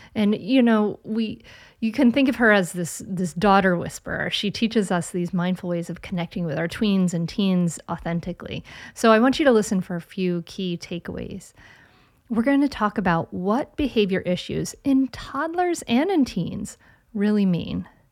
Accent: Rhode Island, United States; moved away; from my home state of Rhode Island

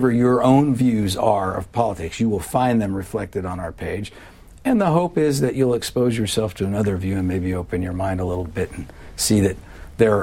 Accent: California, United States; moved away as an adult; also born or lived in Virginia / Georgia / Colorado; now in Washington, D.C., United States; I grew up in California

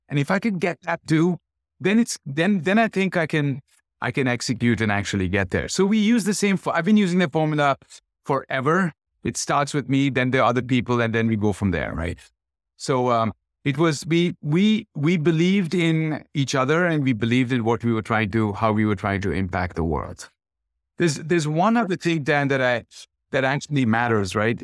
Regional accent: Kolkata, West Bengal, India; moved away; born and brought up in Calcutta

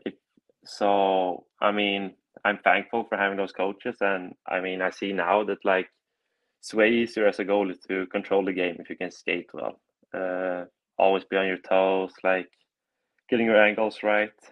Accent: Gothenburg, Västra Götaland, Sweden; moved away as an adult; also born or lived in Pueblo, Colorado; now in Chicago, United States; I'm from Gothenburg, Sweden

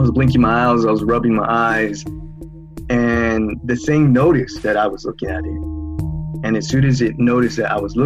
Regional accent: San Jose, California, United States; I'm from San Jose, California.

